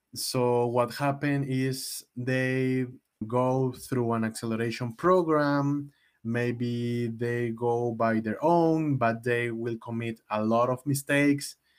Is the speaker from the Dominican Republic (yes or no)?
no; Mexico; I'm from Mexico